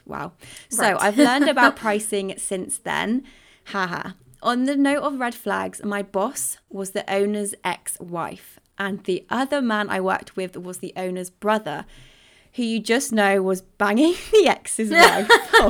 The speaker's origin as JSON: {"language": "English", "region": "California", "country": "United States", "said": "So I'm from California, but in January of 2020, I wanted to find some Spanish clients so that I could move to Madrid to live with my boyfriend."}